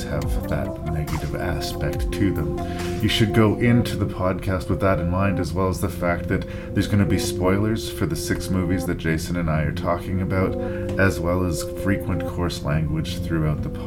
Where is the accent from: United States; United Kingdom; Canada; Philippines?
Canada; I'm up here in Canada, because I am Canadian